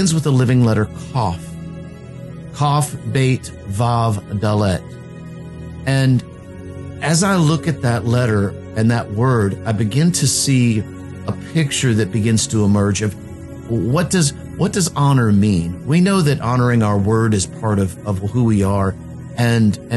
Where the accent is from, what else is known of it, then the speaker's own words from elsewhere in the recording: Virginia Beach, Virginia, United States; born and raised in Virginia Beach